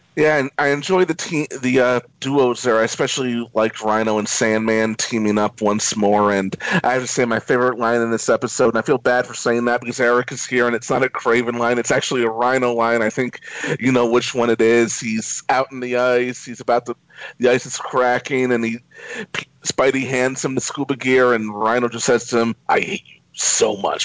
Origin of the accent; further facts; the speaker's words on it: New York City, New York, United States; as a New Yorker, born and raised in New York City